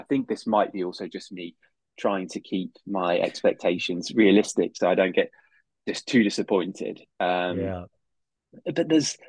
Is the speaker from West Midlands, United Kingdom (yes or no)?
yes; Solihull, West Midlands, United Kingdom; I wasn't born in Aston or christened anywhere near Aston. I was born in Solihull.